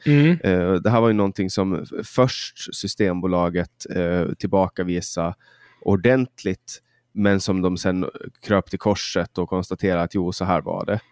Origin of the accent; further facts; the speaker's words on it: Mariehamn, Åland Islands; i min hemstad eh, där jag kommer ifrån, i Mariehamn